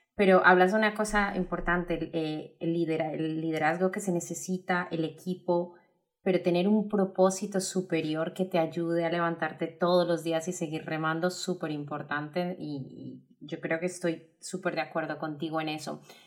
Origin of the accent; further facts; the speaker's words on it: Colombia; moved away; yo como colombiana lo veo en, muchos de mi, familia que todavía está en Colombia